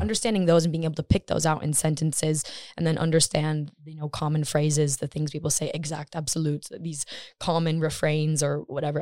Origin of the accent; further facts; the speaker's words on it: Michigan, United States; moved away as an adult; now in Stockholm, Sweden; I'm from Michigan, U S